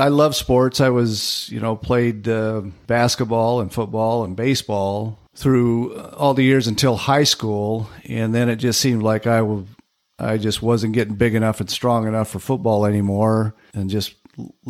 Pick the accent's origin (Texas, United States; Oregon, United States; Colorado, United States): Oregon, United States; Medford; moved away; also born or lived in Salmon, Idaho / Ely, Nevada / Richfield, Utah / Central Point, Oregon; I spent the rest of growing up years in Medford